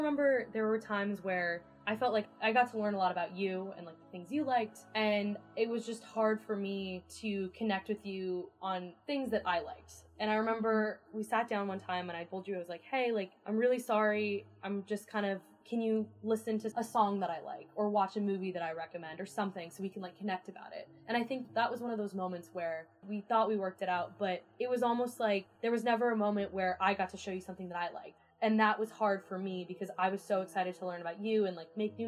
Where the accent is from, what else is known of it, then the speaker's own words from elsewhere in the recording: California, United States; moved away as an adult; I'm from California